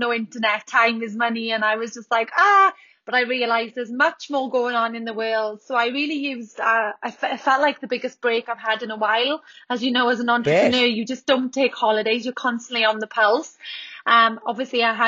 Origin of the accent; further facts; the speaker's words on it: Wales, United Kingdom; moved away as an adult; also born or lived in Sydney, Australia / Darwin, Australia; now in Orange, Australia; as you can hear from my accent, I'm from Wales. I came to Australia in 2013